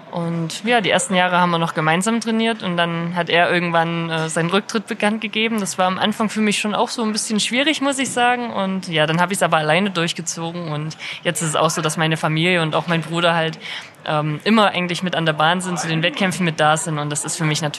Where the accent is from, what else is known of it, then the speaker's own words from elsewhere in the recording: Buchholz, Saxony, Germany; Also ich bin in Buchholz aufgewachsen und da auch zur Grundschule gegangen